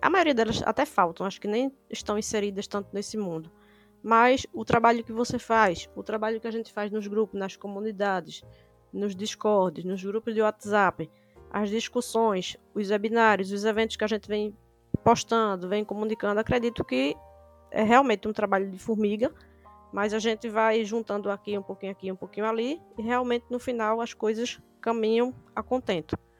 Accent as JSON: {"language": "Portuguese", "town": "Recife", "region": "Pernambuco", "country": "Brazil", "said": "sou de Recife"}